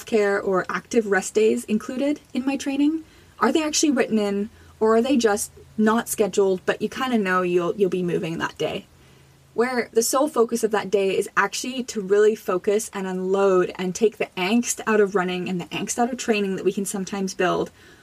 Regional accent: Jamaica; now in Canada; I was born in Jamaica

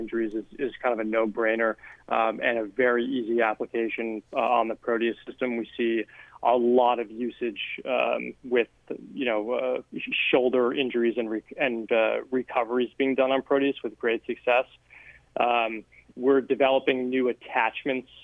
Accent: outside of Boston, Massachusetts, United States; I grew up outside of Boston.

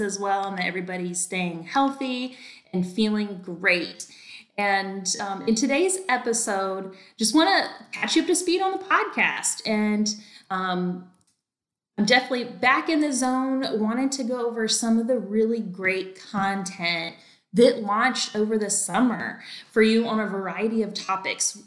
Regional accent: North Carolina, United States; now in Texas, United States; I'm actually from North Carolina

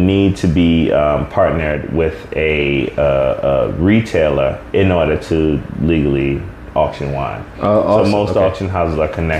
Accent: Jamaica; And I'm Jamaican, so.

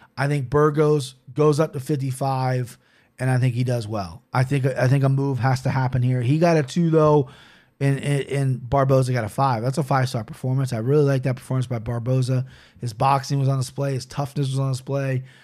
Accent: United States; being American is, well, I'm something I'm very proud

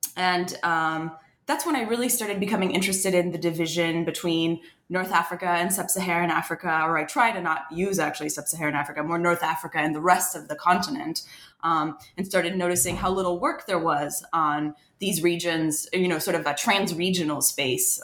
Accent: France; moved away as an adult; now in United States; I wasn't born in France, but I was raised in France, and, and spent most of my life um, in France until I came to to the U.S. for college

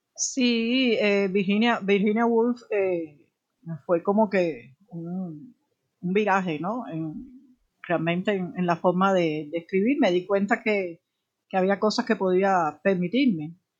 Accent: Havana, Cuba; en realidad yo nací en la periferia de Alamar

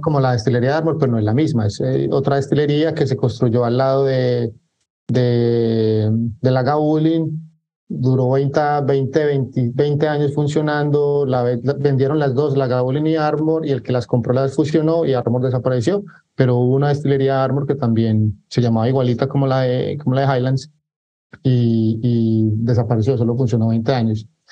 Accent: Medellín, Antioquia, Colombia; now in Barranquilla, Colombia; yo soy de Medellín, Colombia, pero actualmente vivo en Barranquilla, Colombia.

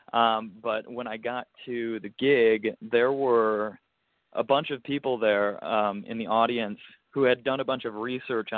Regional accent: United States; me being an American

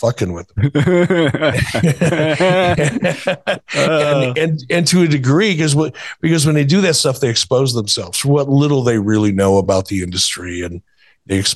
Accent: Detroit, Michigan, United States; moved away; also born or lived in Minnesota; my childhood and growing up in Detroit

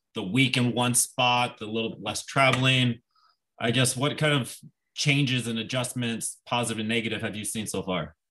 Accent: Nebraska, United States; moved away as an adult; I grew up in Nebraska.

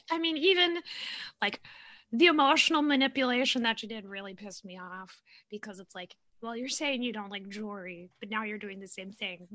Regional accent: Minnesota, United States; accent: Midwestern; I have I have a Midwestern accent. I'm from Minnesota.

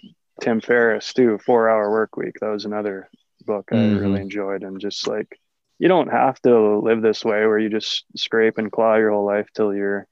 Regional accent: Canada; moved away; being a Canadian too, I've been able to be a non-resident and living in other countries

